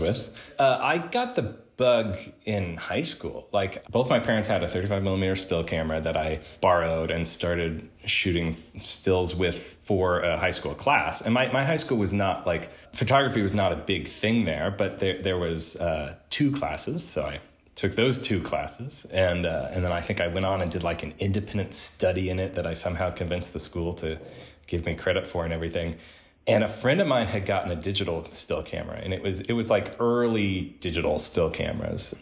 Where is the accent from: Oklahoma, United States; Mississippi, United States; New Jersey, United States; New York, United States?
Oklahoma, United States; Oklahoma City; I grew up in Oklahoma City